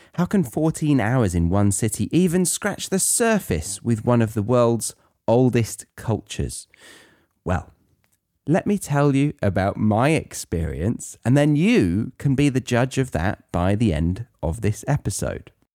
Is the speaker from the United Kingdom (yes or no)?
yes; United Kingdom; as a Brit